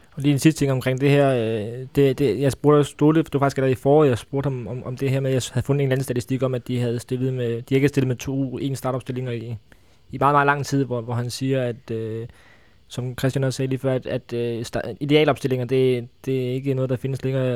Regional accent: Funen, Southern Denmark, Denmark; nu er jeg jo fra Fyn

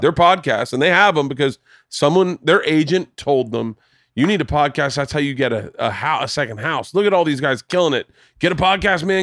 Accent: New Smyrna Beach, Florida, United States; moved away; I grew up in Florida. I grew up, we grew up surfing in New Smyrna

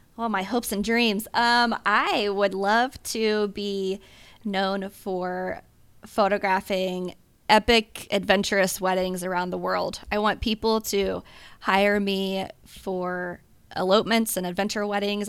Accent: Cincinnati, Ohio, United States; now in Columbus, United States; I was born and raised in Cincinnati

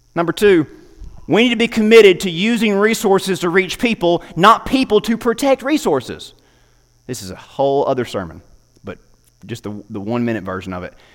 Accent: United States; As an American

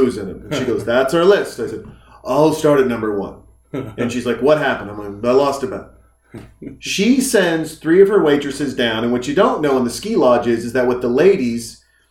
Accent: Whitefish, Montana, United States; moved away; I grew up in Whitefish, Montana.

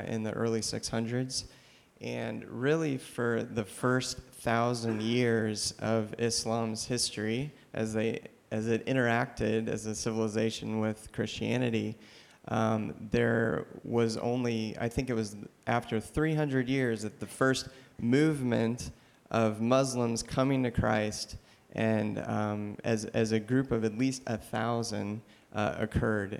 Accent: Kansas City, United States; somebody like me growing up in Kansas City

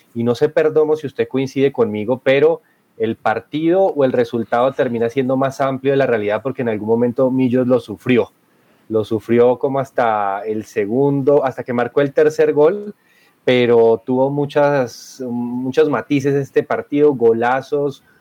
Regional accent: Bogotá, Colombia; como bogotano

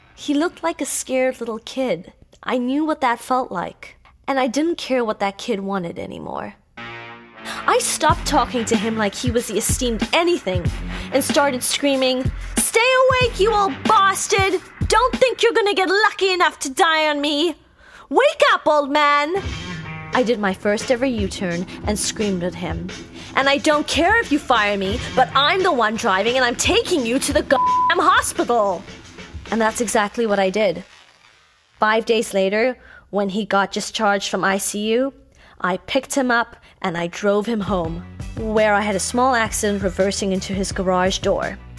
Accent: Cape Town, Western Cape, South Africa; moved away as an adult; now in Los Angeles, United States; in Cape Town to be specific, my hometown.

